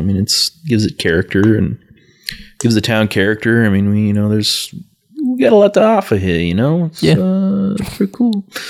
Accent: Kearney, Nebraska, United States; also born or lived in McCook, Nebraska; now in Lincoln, United States; for a long time, I was like, no, Lincoln's not my hometown. I'm like, I was born in McCook. Kearney is where, you know, I grew up.

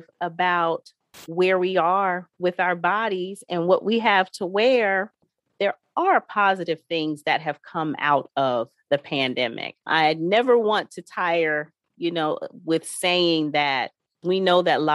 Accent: Ohio, United States; moved away; my home state of Ohio

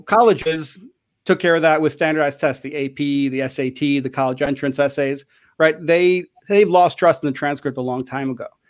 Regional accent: Chicago, Illinois, United States; I grew up in Chicago

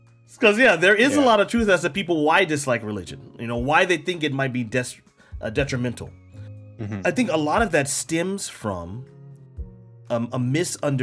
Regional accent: United States; me as an American

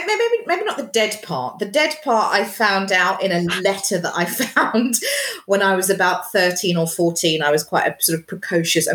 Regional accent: Johannesburg, Gauteng, South Africa; I was born in Johannesburg in 1980, aging myself horribly.

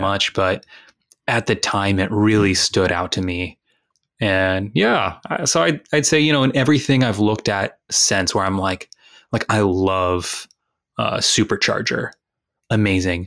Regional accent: Texas, United States; moved away; I'm from Texas

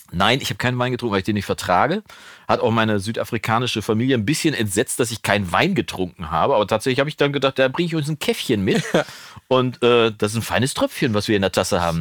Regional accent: Germany; also born or lived in Wolbeck, Münster, North Rhine-Westphalia; als Deutscher

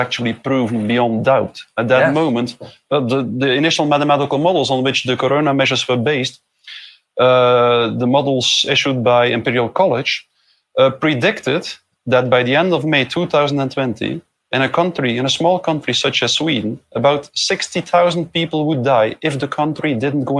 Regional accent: Belgium; I'm from Belgium

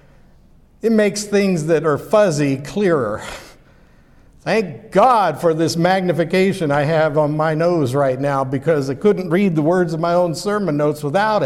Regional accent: Pittsburgh, Pennsylvania, United States; I grew up in Pittsburgh, Pennsylvania.

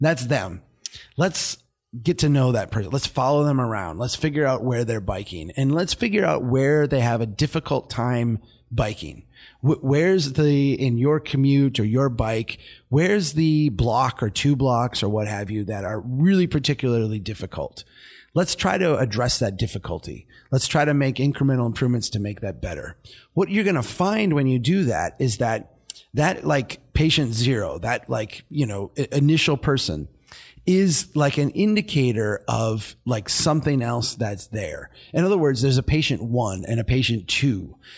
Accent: Brainerd, Minnesota, United States; my hometown, Brainerd

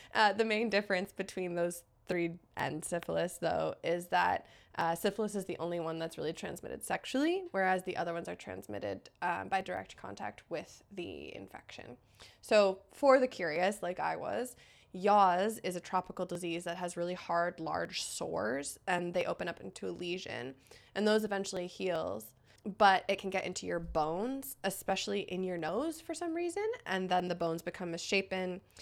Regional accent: United States; now in Canada; I'm American, but a permanent resident of Canada

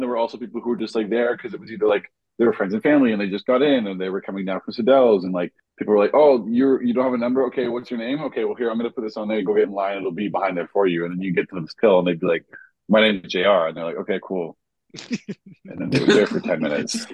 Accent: Jamaica; I feel ashamed as a Jamaican

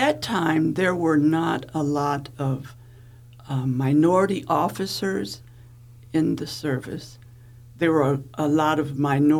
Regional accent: Wooster, Ohio, United States; moved away as an adult; went back to my little small town called Wooster in Ohio.

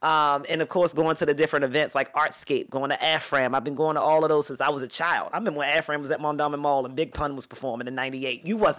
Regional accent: Baltimore, Maryland, United States; growing up in Park Heights, and then also my family is from Lexington Terrace, from Fulton and Saratoga, so South Baltimore roots as well.

